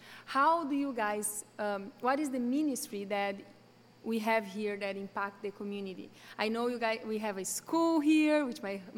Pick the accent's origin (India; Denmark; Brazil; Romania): Brazil; English is a second language; now in United States; accent, you are Brazilian. I try to lose my accent, but it's so hard.